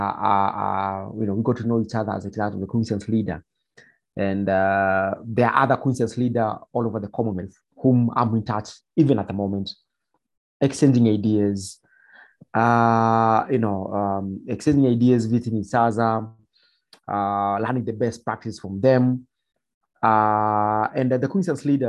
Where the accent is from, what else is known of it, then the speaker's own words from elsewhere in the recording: Nairobi, Kenya; also born or lived in Nyeri; growing up in Mathare Slum